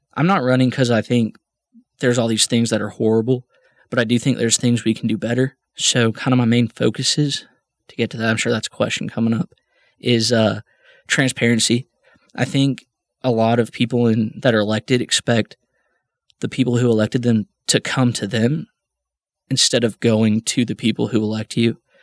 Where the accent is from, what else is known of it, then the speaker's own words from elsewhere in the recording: Midland, Texas, United States; also born or lived in Loveland / North Carolina; I was raised here in Midland. I wasn't born here. I was born in Loveland.